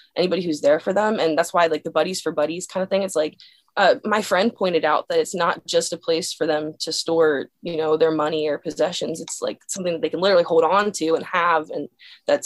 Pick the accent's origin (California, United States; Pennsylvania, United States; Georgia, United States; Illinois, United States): Pennsylvania, United States; Dillsburg; My hometown is called Dillsburg, Pennsylvania